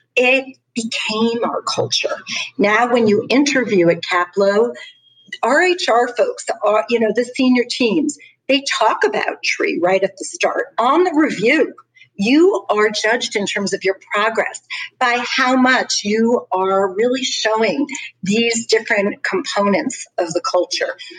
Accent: Long Island, New York, United States; I am from Long Island, New York

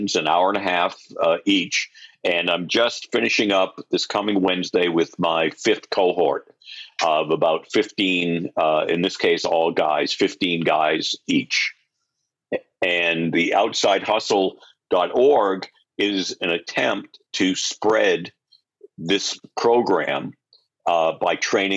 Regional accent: Gardner, Massachusetts, United States; moved away; also born or lived in Connecticut / Rhode Island / New York; I grew up in a very small town. The population was 20,000 people in central Massachusetts. It was a furniture town in the good old days, and now it's pretty depressed, but a town called Gardner

